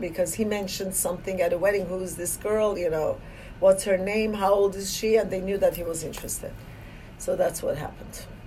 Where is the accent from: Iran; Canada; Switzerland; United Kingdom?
Iran; moved away as an adult; now in United States; I was born in Iran